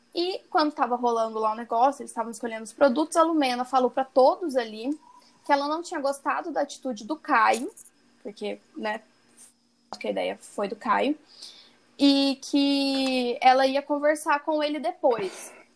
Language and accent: Portuguese; Minas Gerais, Brazil; accent: mineiro; o meu mineiro tende a ficar um, men menos forte.